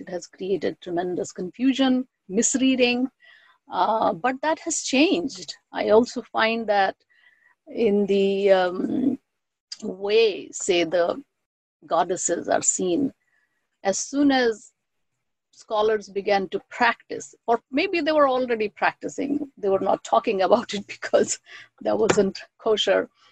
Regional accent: West Bengal, India; first language Bengali; English is a second language; moved away as an adult; also born or lived in Allahabad; now in United States; I'm from Bengal, and great goddesses were deeply ingrained in my cultural upbringing

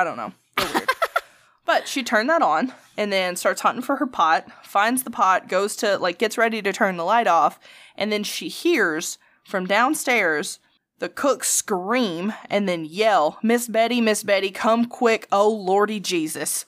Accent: Alabama, United States; accent: Alabama

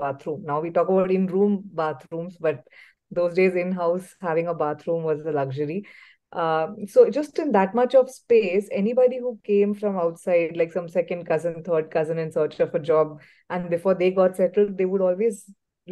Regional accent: Mumbai, Maharashtra, India; moved away as an adult; now in Bangalore, India; I was born and brought up in Mumbai, and I am a fourth generation Mumbaikar.

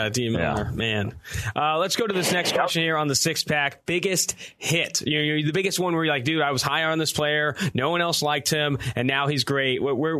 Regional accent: Oakland, California, United States; now in Cincinnati, United States; I grew up in Oakland.

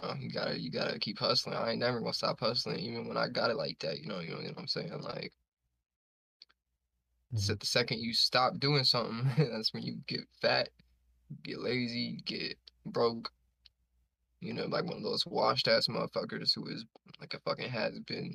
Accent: Brooklyn, New York, United States; I mean, it was cool. Like, I live in no gated community, and I live in like PJs, but I was just like a weird ass little kid.

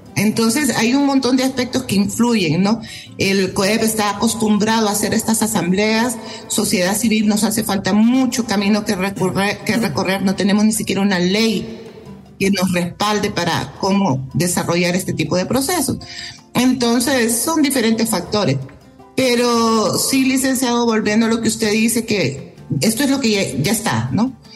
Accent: Honduras; nosotros como hondureños y hondureñas

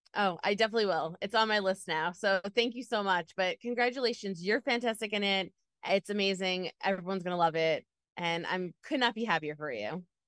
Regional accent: New York, United States; I'm from New York

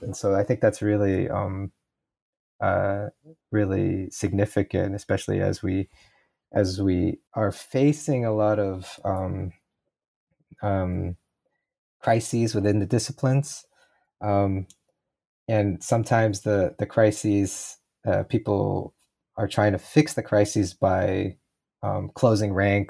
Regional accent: Portland, Oregon, United States; I grew up in Portland, Oregon.

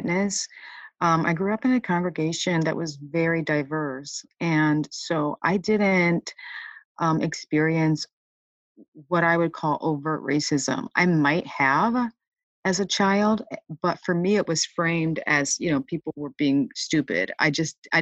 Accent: Michigan, United States; I grew up in Michigan

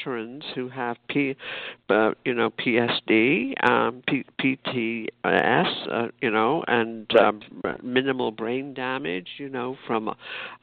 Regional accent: United Kingdom; now in United States; I grew up in Britain

